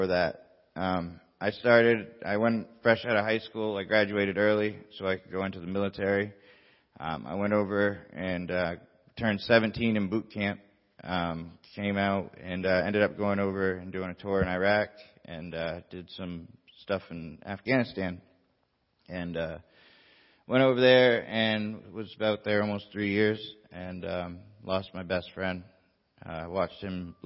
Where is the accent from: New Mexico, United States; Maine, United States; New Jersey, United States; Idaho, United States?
Maine, United States; Bar Harbor; moved away; I'm from Maine. I'm from Bar Harbor, Maine, a little island off the coast of Maine